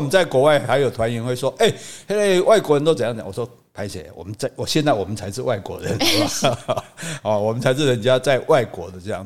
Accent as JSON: {"language": "Chinese", "country": "Taiwan", "said": "我们台湾人"}